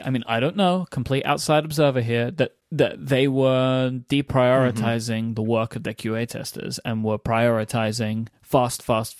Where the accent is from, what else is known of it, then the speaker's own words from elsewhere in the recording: United Kingdom; now in United States; I'm the British person suggesting this.